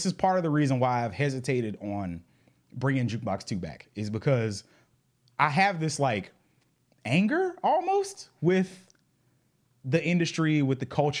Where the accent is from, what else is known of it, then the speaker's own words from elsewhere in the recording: the South, United States; maybe because I grew up in the South and he grew up in the South.